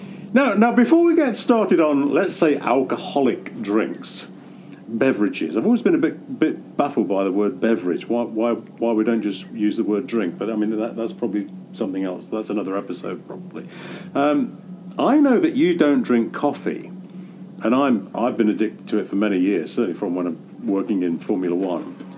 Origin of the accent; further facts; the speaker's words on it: England, United Kingdom; now in United States; being English and therefore being surrounded by the pub culture and the pub being the center of village life, I grew up around